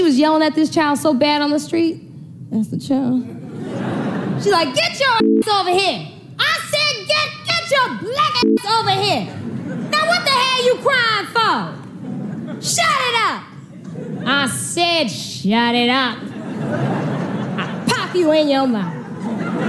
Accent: Chicago, Illinois, United States; I grew up in Chicago.

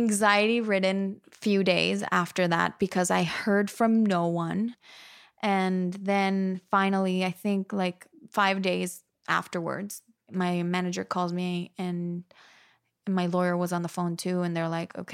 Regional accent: Monterrey, Nuevo León, Mexico; moved away as an adult; also born or lived in New York; 2 hours from my hometown in Mexico

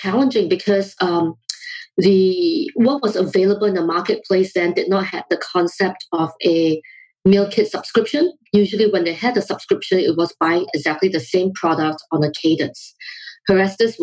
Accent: Singapore; also born or lived in London, United Kingdom / Oakland, California, United States; now in United States; my background is that I grew up in Singapore

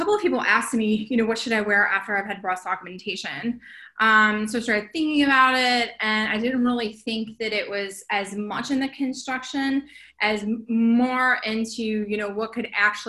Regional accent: Wilmington, North Carolina, United States; now in West Hollywood, United States; I'm originally from Wilmington, North Carolina. I live in West Hollywood

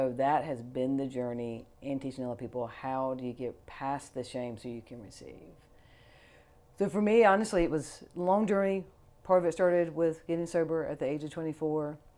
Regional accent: Fort Knox, Kentucky, United States; I was born in Fort Knox, Ireland Army Hospital.

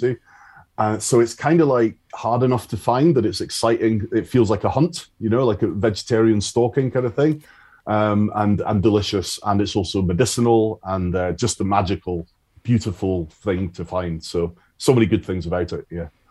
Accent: Isle of Arran, Scotland, United Kingdom; now in Galloway, United Kingdom; I grew up on the Isle of Arran, and uh, that's where I started

